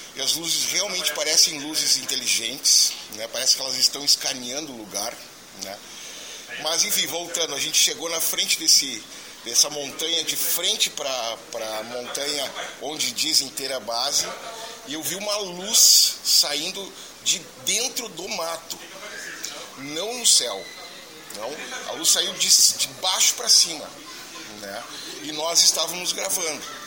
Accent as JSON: {"language": "Portuguese", "town": "Getúlio Vargas", "region": "Rio Grande do Sul", "country": "Brazil", "said": "sou de Getúlio Vargas, no Rio Grande do Sul, no norte do Rio Grande do Sul"}